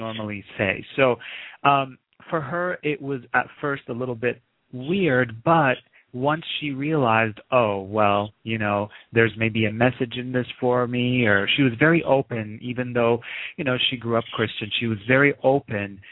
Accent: Lebanon; moved away; I was born in the Middle East. I grew up in Lebanon during the Civil War.

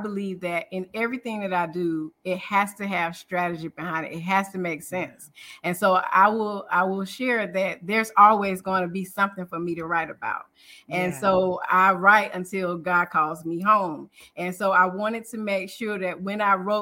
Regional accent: Durham, North Carolina, United States; I'm from Durham, North Carolina

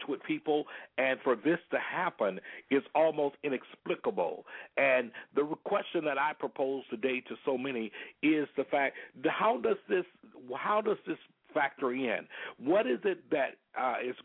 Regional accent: Selma, Alabama, United States; now in Florida, United States; I was born and raised there in Selma, Alabama

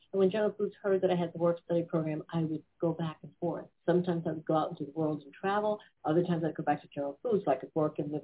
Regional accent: White Plains, New York, United States; I grew up in New York in White Plains, Westchester County, White Plains, New York

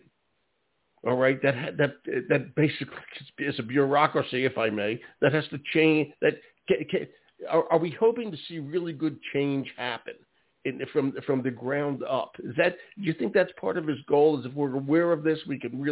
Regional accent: Philadelphia, Pennsylvania, United States; moved away; I am originally from Philadelphia

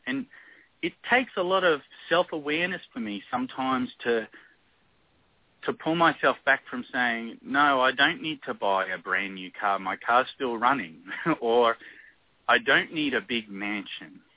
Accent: Australia; moved away as an adult; I'm from Australia, so where I was grew up or where I lived with my kids when they were really young, it's endless summer. We don't have a winter.

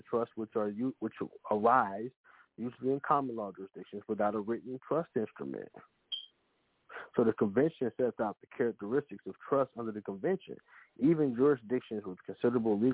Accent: Kansas, United States; now in Missouri, United States; I'm from Kansas, right? I domicile in Missouri, but I'm from Kansas

